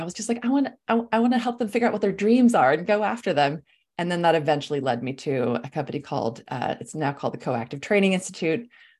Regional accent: Sweden; English is a second language; also born or lived in California; I'm from Sweden originally. My whole family is back in Scandinavia. I love to travel. I grew up traveling. I'm like, you know, been back and forth between California and Scandinavia my whole life.

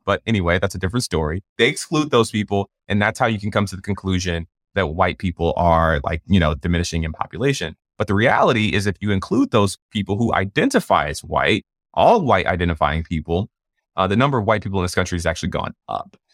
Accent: Atlanta, Georgia, United States; I'm from Atlanta

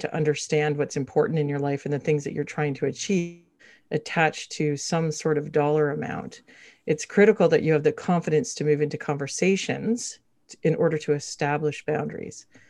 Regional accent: Canada; now in Toronto, Canada; We are Canadian

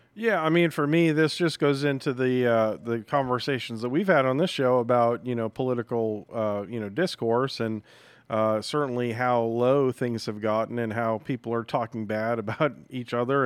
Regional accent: New England, United States; moved away; I grew up in New England

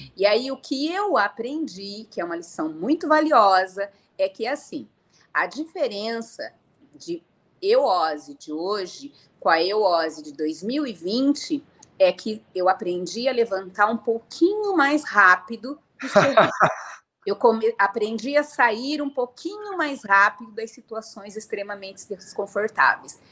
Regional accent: Piracicaba, São Paulo, Brazil; moved away as an adult; also born or lived in Paraná; eu sou nascida no Paraná e fui criada na cidade de Piracicaba, interior de São Paulo.

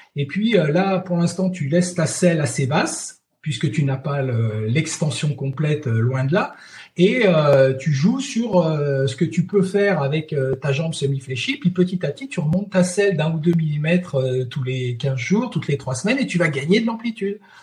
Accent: Chamonix, Auvergne-Rhône-Alpes, France; je suis de Chamonix

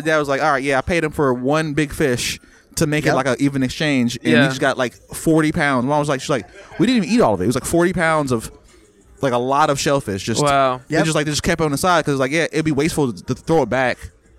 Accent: Jamaica; now in United States; I'm Jamaican.

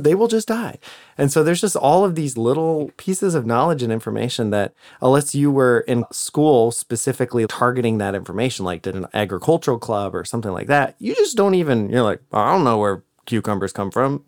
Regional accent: United States; as an American

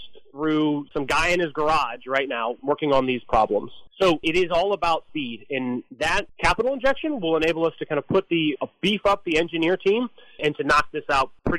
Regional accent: United States; as an American

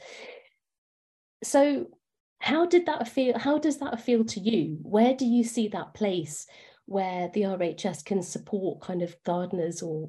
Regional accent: London, United Kingdom; I grew up in Acton, inner city Acton

